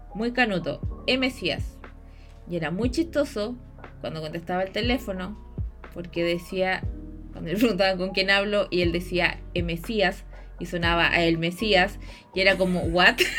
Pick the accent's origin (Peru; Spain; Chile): Chile